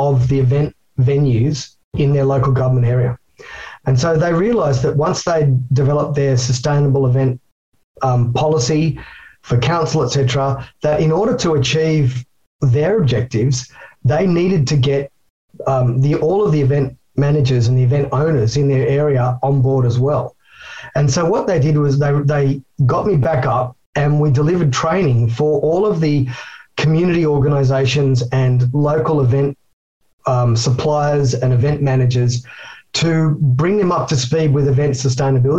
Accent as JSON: {"language": "English", "country": "Australia", "said": "I'm an Aussie Yobbo and I can barely speak English"}